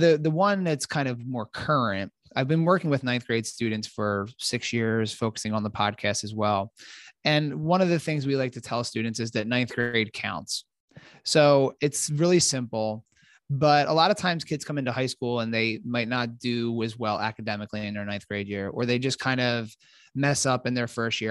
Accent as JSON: {"language": "English", "town": "Philadelphia", "region": "Pennsylvania", "country": "United States", "moved": "yes", "said": "I'm from Philadelphia originally"}